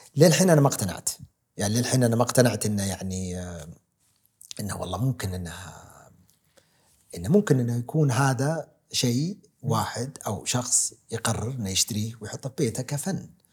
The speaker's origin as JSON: {"language": "Arabic", "country": "Saudi Arabia", "said": "ولدت اني سعودي اولا ومن هالعائله"}